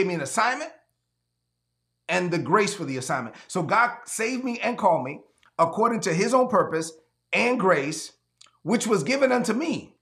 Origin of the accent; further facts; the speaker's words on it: La Vega, Dominican Republic; moved away; my hometown in La Vega, Dominican Republic.